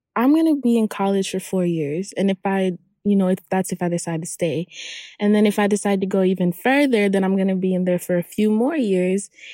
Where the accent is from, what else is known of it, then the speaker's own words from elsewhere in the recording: Hollywood, Florida, United States; also born or lived in Haiti; I'm from Haiti. And I grew up in Hollywood, Florida.